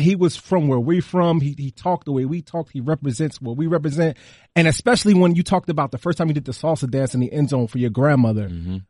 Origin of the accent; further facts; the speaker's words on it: Newark, New Jersey, United States; I'm from Newark